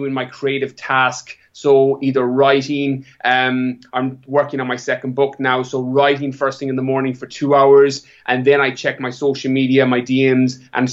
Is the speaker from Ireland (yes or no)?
yes; Ireland; moved away as an adult; also born or lived in California; I'm from Ireland, born and bred, apart from my time away.